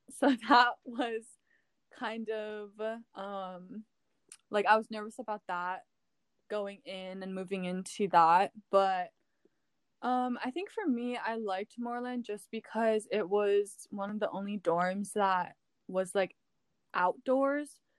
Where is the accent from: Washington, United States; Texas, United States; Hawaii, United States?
Hawaii, United States; moved away as an adult; being born and raised in Hawaii, it's a huge part of like who I am